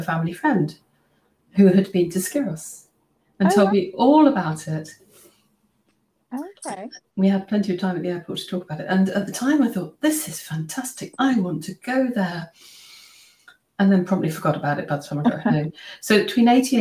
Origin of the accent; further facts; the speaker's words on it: just outside Cambridge, East of England, United Kingdom; I grew up just outside Cambridge